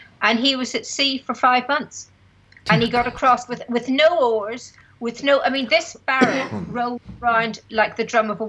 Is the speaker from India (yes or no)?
no; Belfast, Northern Ireland, United Kingdom; I was from Belfast